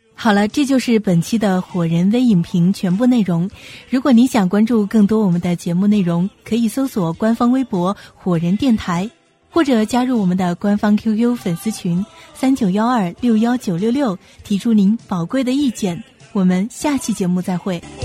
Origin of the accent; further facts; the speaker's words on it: Hubei, China; 作为地道的湖北人